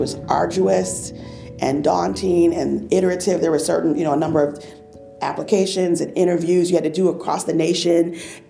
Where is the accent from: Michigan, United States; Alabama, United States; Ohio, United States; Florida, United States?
Florida, United States; Fort Lauderdale; also born or lived in New York; I was born in New York and went to school in Fort Lauderdale, Florida